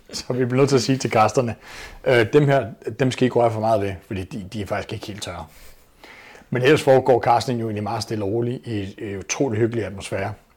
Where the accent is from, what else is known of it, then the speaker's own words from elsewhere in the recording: Copenhagen, Capital Region of Denmark, Denmark; født og opvokset på Amager i København